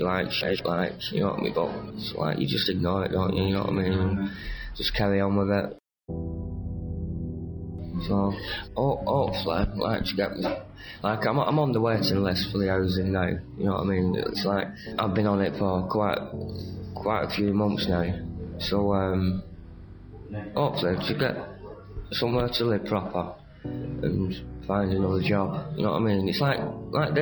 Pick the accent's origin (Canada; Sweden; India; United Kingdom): United Kingdom; Bolton, North West England; moved away as an adult; now in Manchester, United Kingdom; I'm from Bolton